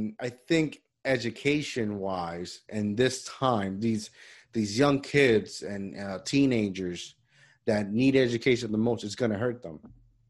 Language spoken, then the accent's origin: English; Puerto Rico; moved away; last year I went back to Puerto Rico after like 10 years and I visit my hometown school, elementary.